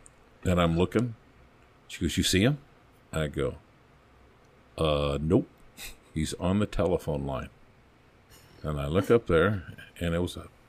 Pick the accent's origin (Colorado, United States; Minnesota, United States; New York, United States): Colorado, United States; Longmont; And, you know, I came from Longmont. My dad was a Boulder cop.